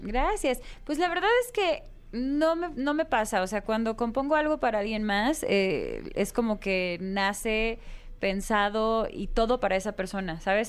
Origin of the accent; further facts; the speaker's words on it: Guadalajara, Jalisco, Mexico; now in Mexico City, Mexico; mi tierra Guadalajara